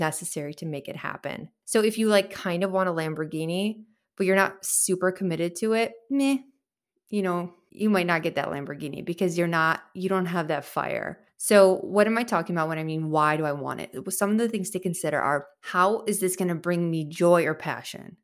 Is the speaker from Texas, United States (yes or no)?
no; Chicago, Illinois, United States; I'm from Chicago